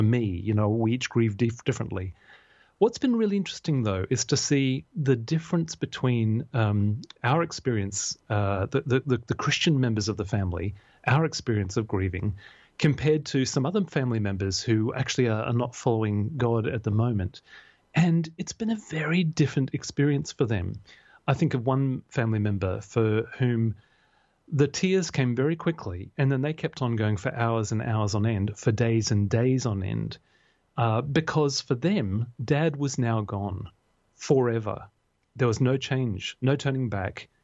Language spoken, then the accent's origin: English; Australia; being an Australian male